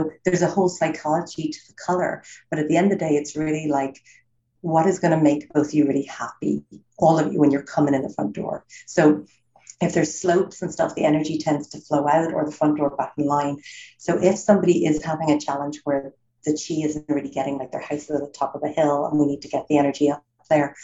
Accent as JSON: {"language": "English", "country": "Ireland", "tie": "born or raised there", "also_born_or_lived": "United States / Los Angeles", "moved": "as an adult", "said": "I'm born and raised in Ireland, live in America for 20 years, but I'm back in Ireland now 5 years."}